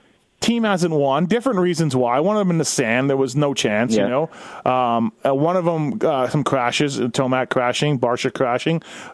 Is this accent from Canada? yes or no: yes; Canada; I'm Canadian, so I'm not even like red, white, and blue guy